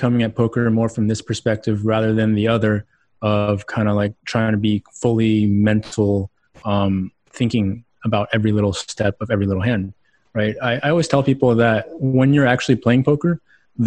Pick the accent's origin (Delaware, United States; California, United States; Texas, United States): Texas, United States; Houston; moved away as an adult; also born or lived in Austin, Texas; now in Boulder, United States; Houston, Texas, born and raised.